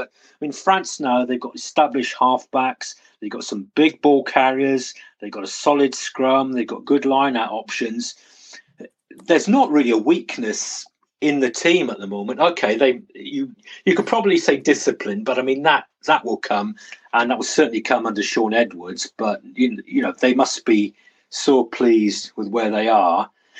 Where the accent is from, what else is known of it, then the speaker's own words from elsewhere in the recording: Wales, United Kingdom; I'm Welsh